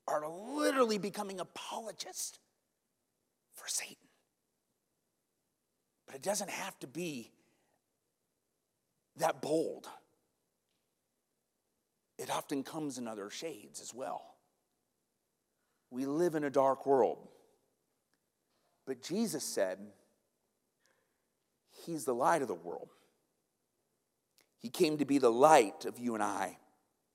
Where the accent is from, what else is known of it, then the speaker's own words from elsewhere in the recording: Iowa, United States; now in Kenosha, United States; I'm from Iowa